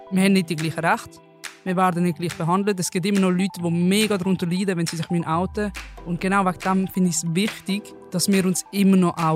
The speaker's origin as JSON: {"language": "German", "town": "Basel", "region": "Basel-Stadt", "country": "Switzerland", "said": "ich bin 22 Jahre alt, sie ist lesbisch, meine Pronomen sind sie, ihr. Ich komme aus Basel und studiere momentan an der PH in Muttens."}